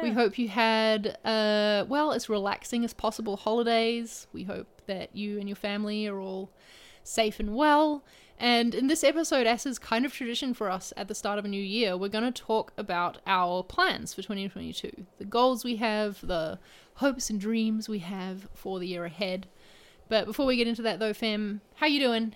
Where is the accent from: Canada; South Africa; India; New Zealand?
New Zealand; moved away; I'm in my home country